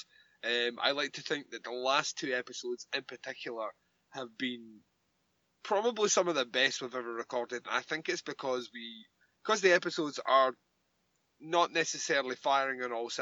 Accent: Scotland, United Kingdom; accent: Scottish; moved away; how Scottish my accent went

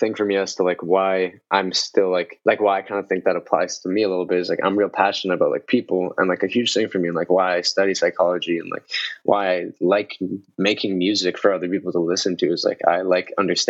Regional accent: Colombia; now in Canada; oh, I'm from Colombia, you know, but I live in Canada.

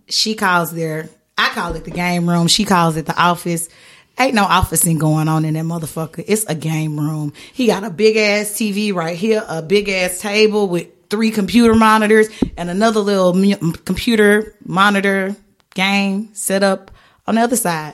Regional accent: the South, United States; moved away; I'm from the South, I'm Southern

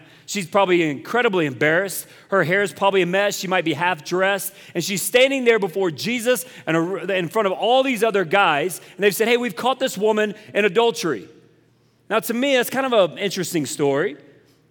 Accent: South Carolina, United States; moved away; I'm from South Carolina

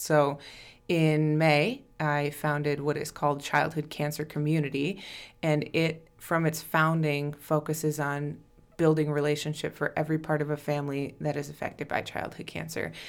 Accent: Plainview, Minnesota, United States; moved away as an adult; also born or lived in Winona, Minnesota; now in Rochester, United States; I am from Plainview originally

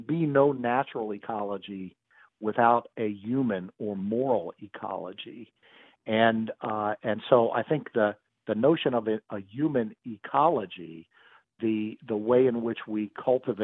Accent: Washington, District of Columbia, United States; now in Texas, United States; I was born actually in Providence Hospital in 1960 in Washington, D.C., which is just a few blocks from the Catholic University campus there on Michigan Avenue

